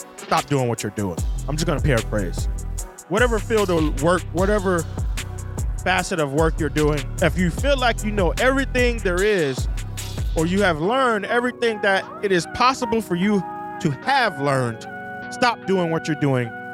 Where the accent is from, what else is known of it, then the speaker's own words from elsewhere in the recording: United States; my home country, the United States